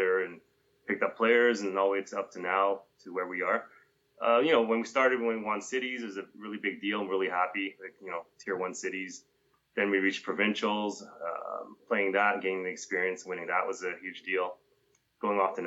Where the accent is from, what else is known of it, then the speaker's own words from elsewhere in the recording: Edmonton, Alberta, Canada; Growing up in Edmonton, being born in Canada